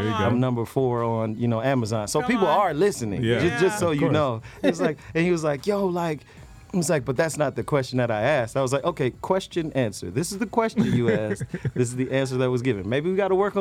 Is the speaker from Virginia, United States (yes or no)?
yes; Fredericksburg, Virginia, United States; I'm a kid from Fredericksburg, Virginia